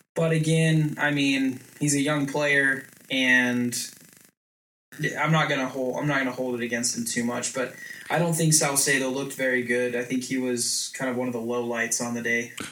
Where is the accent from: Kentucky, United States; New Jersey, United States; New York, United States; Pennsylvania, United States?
New York, United States; Long Island; I'm from I'm from Long Island. I come from an Italian family.